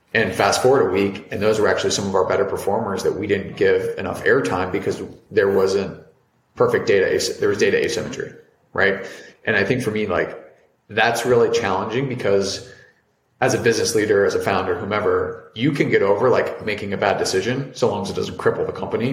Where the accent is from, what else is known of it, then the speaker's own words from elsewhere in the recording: Cincinnati, Ohio, United States; moved away as an adult; also born or lived in Providence, Rhode Island / New York; I'm originally from Cincinnati, Ohio